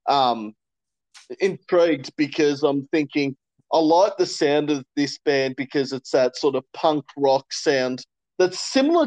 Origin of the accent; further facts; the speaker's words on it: Warragul, Victoria, Australia; I'm from Warrigal